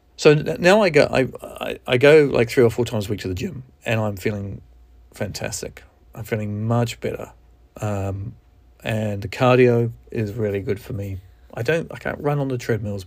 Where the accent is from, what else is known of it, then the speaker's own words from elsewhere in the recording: New Zealand; accent: Kiwi; moved away; I'm from New Zealand, and, um, I haven't lived there for over twenty-five years